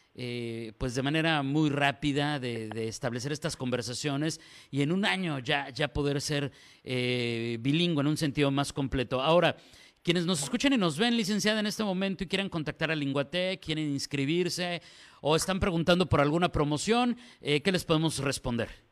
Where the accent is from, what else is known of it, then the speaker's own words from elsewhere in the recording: Mexico; como decimos acá en México